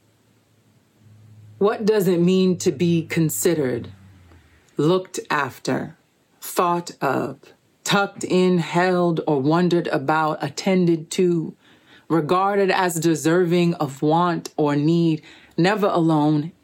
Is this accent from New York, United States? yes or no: yes; New York City, New York, United States; now in Miami, United States; I'm originally from Brooklyn, New York, and currently living in Little Haiti, Miami